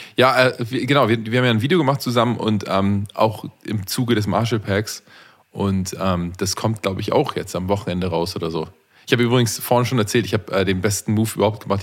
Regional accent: Canada; ich bin ja auch Kanadier

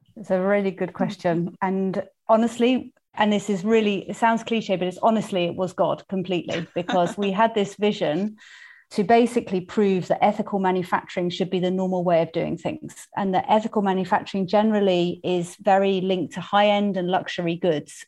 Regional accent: United Kingdom; accent: English; also born or lived in Tanzania; I am English, in case you hadn't worked that one out from my accent. I was born and brought up in the U K

